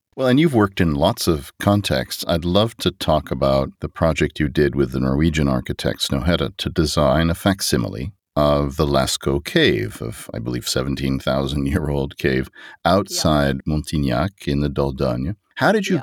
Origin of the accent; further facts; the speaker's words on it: United States; as an American